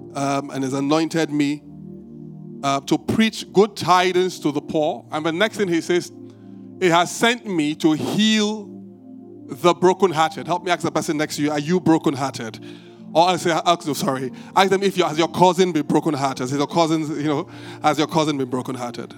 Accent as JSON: {"language": "English", "town": "Benin City", "region": "Edo", "country": "Nigeria", "tie": "born or raised there", "moved": "yes", "lives_now": "Lagos, Nigeria", "said": "I grew up in Benin"}